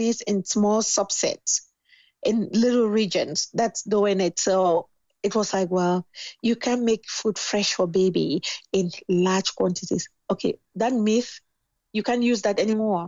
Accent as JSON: {"language": "English", "country": "Cameroon", "tie": "born or raised there", "moved": "as an adult", "lives_now": "United States", "said": "I'm from Cameroon."}